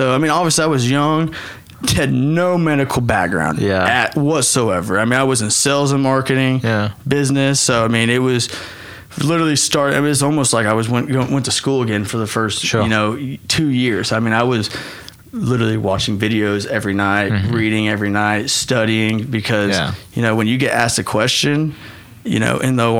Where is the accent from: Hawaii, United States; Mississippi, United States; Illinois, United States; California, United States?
Hawaii, United States; I mean, you know, I'm a Hawaiian. I have the Hawaiian blood. I need the sun on me.